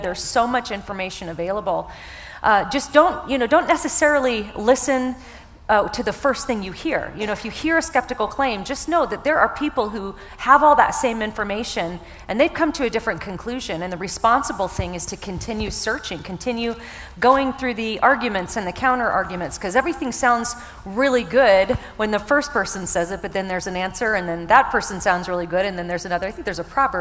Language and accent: English; the South, United States; I'm from the South, so I say y'all